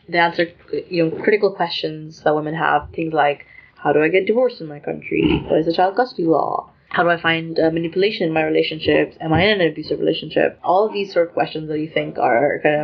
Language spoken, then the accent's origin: English; Lahore, Punjab, Pakistan; moved away; also born or lived in United Kingdom; I grew up in Lahore, which is in Pakistan